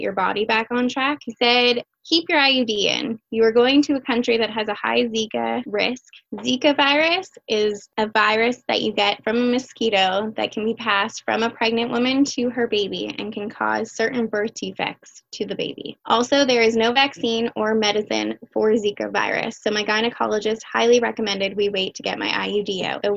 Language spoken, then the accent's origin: English; Windsor, Ontario, Canada; I'm 31 years old. I was born and raised in Windsor, Essex County